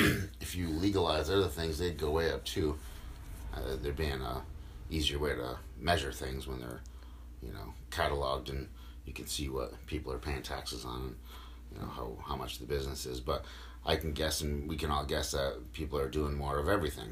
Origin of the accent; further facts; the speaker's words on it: Norwich, East of England, United Kingdom; I grew up in Norwich. Nothing special. I didn't come from a broken home. I didn't go to shitty schools.